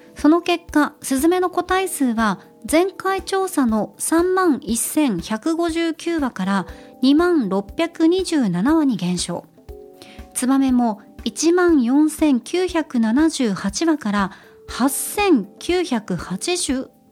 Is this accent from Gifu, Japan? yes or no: no; Nagasaki, Japan; moved away; 地元地元の長崎